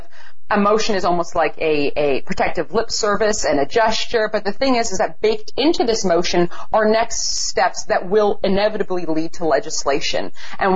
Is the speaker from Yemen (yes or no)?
no; Canada; as a Canadian citizen and a taxpayer